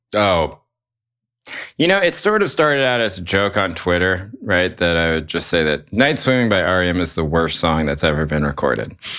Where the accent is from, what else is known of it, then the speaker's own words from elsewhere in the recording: Chapel Hill, North Carolina, United States; I grew up in Chapel Hill, North Carolina during the sort of indie rock explosion there